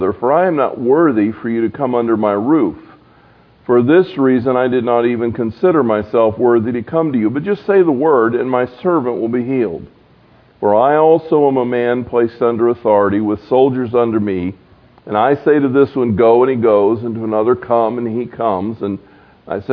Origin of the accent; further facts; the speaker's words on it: Florida, United States; moved away as an adult; also born or lived in Georgia / Pensacola / Alabama / Tennessee; I grew up in Florida